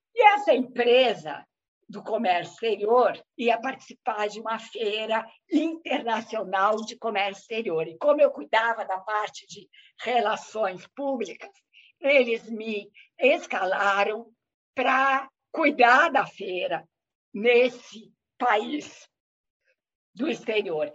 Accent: Brazil; eu sou brasileira

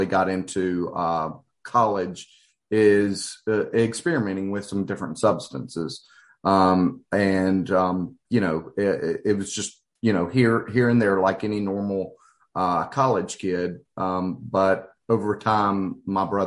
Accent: Hattiesburg, Mississippi, United States; I'm actually a fifth generation child and native of Hattiesburg, and was raised in a conservative, you know, Christian environment

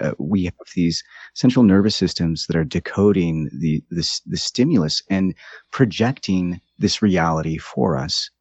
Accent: United States; also born or lived in Brazil; I grew up in the United States

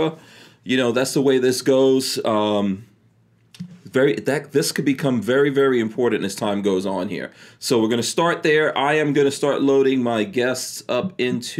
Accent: New York, United States; accent: New York; moved away; also born or lived in Virginia; I did grow up in New York

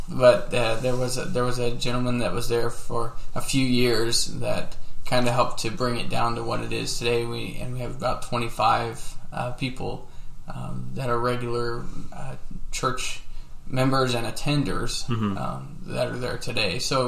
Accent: Wyoming, United States; also born or lived in Colorado; I grew up in Wyoming in Colorado and have seven brothers and sisters, and we moved around a lot when I was a kid and as we were growing up.

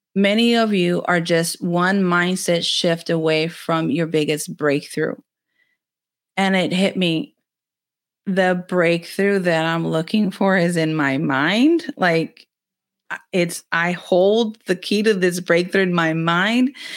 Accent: Rio Grande Valley, Texas, United States; I'm from the Rio Grande Valley of Texas. I'm in the very southernmost part of Texas

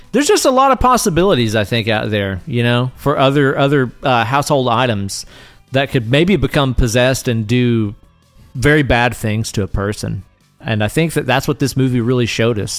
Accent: the South, United States; I grew up around some Southern tomfoolery

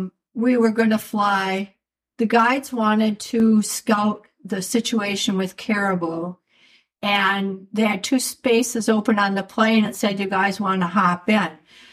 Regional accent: Midwest, United States; moved away as an adult; also born or lived in Van Buren, Maine; growing up in the Midwest, I'd fish for panfish since I was born, just like …. But when we moved up to Van Buren, there was a trout stream right through town

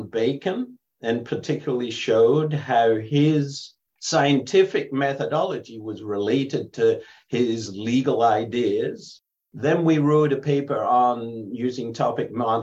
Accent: England, United Kingdom; now in United States; when I was growing up in England.

